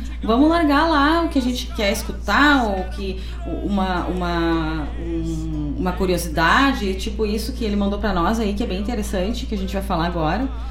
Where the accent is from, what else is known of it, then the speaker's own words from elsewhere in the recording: Guaíba, Rio Grande do Sul, Brazil; nós que somos guaibenses